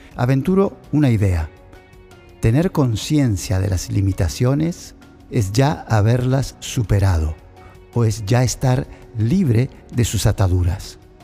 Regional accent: Argentina; moved away as an adult; Salí de Argentina para misionar. Viajé por toda Sudamérica, Dejé mi familia atrás, mi cultura, mi país.

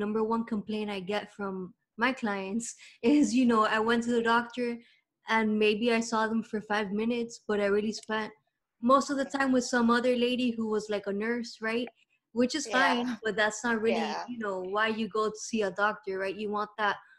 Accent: Miami, Florida, United States; I'm here in Miami

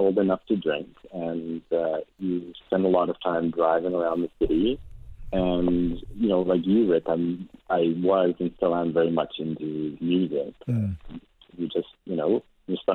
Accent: Sparwood, British Columbia, Canada; growing up in Sparwood, I listened to a lot of country music

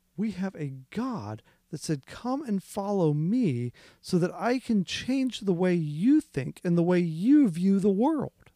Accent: Midwest, United States; I grew up in the Midwest.

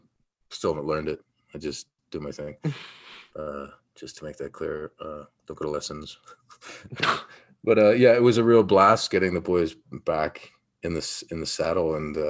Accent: Yellow Springs, Ohio, United States; I come from Yellow Springs, Ohio, first of all, which is 3,000 to 4,000 people.

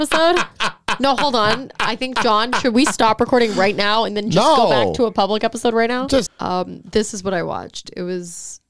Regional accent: Texas, United States; accent: southern; because I'm from Texas.

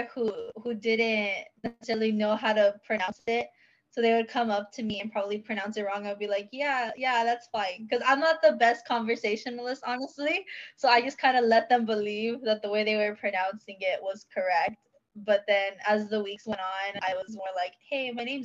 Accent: San Antonio, Texas, United States; I'm from San Antonio, Texas

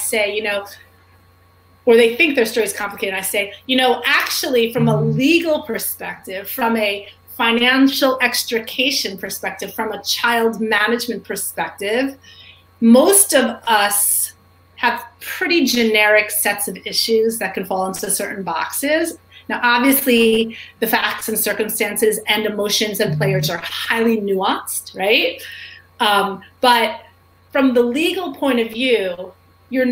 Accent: New York City, New York, United States; I grew up in New York City

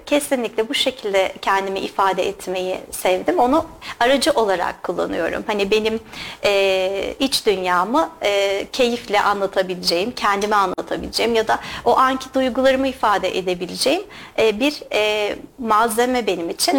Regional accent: İzmir, Turkey; moved away as an adult; also born or lived in United States; now in Kayseri, Turkey; Aslen İzmirliyim.

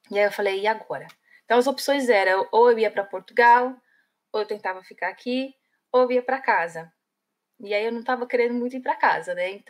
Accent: São Paulo, Brazil; moved away as an adult; now in Ireland; Somos vizinhas, eu sou lá da Vila Matilde.

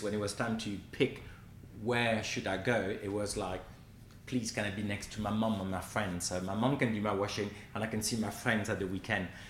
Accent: Quimper, Brittany, France; moved away; I grew up in Brittany where we're famous for pancakes

